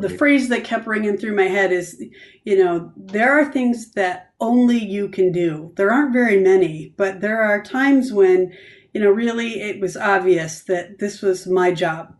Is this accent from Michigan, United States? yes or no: yes; Grand Rapids, Michigan, United States; now in Canton, United States; this is where I grew up. I grew up in Grand Rapids.